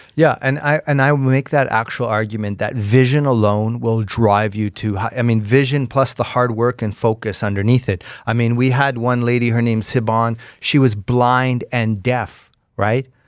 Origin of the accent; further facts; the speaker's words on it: Canada; as a Canadian